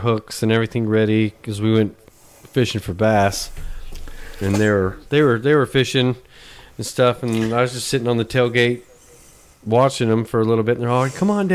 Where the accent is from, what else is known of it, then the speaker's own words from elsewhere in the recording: Utah, United States; moved away; when I grew up in Utah